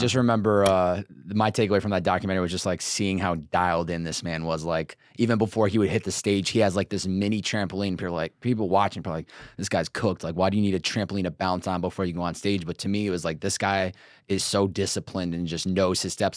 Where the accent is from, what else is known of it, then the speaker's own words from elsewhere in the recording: Northeast, United States; now in Los Angeles, United States; growing up in the Northeast and then coming out West